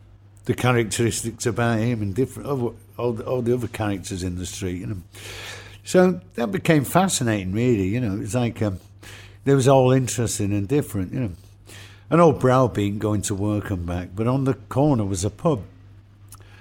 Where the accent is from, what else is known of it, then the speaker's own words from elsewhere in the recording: Manchester, North West England, United Kingdom; I was born in St. Mary's Hospital. It's just off Oxford Road where the Curry Mile is now. And I was born in that hospital, and we lived in Longside till about the age of 7 years old.